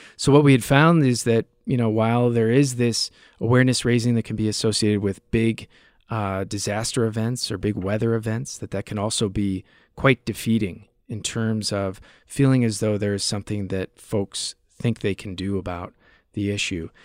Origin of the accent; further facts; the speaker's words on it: United States; accent: American; moved away as an adult; also born or lived in United Kingdom; Living over there in the U K, and interviewing some of these U K journalists with my exotic American accent